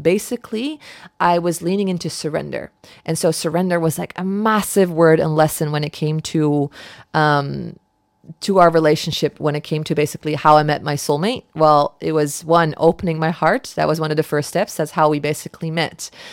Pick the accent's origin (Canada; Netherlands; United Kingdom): Netherlands; moved away; my, uh, home where I grew up in the Netherlands